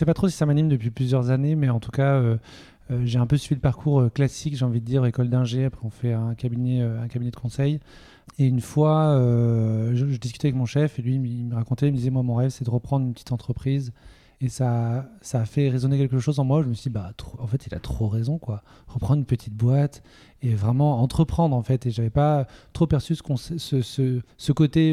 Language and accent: French; Toulouse, Occitania, France; moved away as an adult; now in Nantes, France; je viens de Toulouse